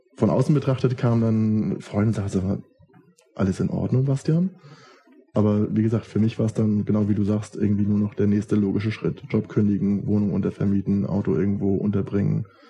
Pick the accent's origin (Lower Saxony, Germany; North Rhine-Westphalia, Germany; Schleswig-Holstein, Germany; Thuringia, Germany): Schleswig-Holstein, Germany; Schleswig; also born or lived in Kiel; now in Berlin, Germany; in meiner Heimatstadt, hier nach Schleswig, wo wir jetzt auch gerade sind.